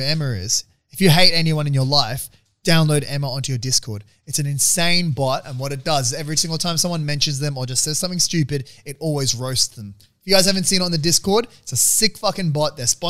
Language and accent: English; Australia; I don't need a visa, I'm Aussie.